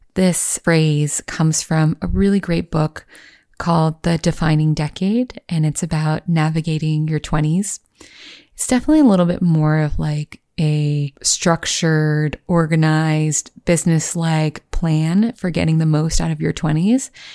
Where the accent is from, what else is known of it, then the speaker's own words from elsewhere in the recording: Virginia, United States; moved away as an adult; also born or lived in Los Angeles / New York; I grew up in Virginia